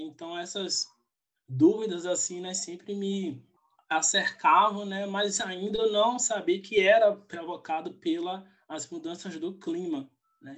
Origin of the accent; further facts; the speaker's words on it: Feira de Santana, Bahia, Brazil; eu sou da Bahia, sou de Feira de Santana